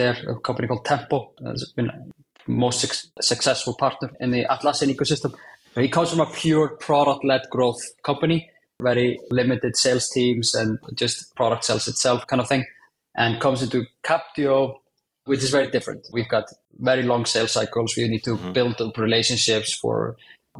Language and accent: English; Iceland; Was very fortunate to work in my home country of Iceland